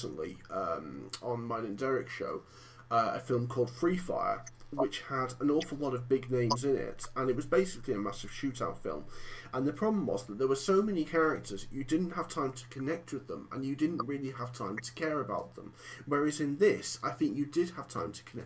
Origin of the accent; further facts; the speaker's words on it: Cockermouth, North West England, United Kingdom; back in my hometown of Cockermouth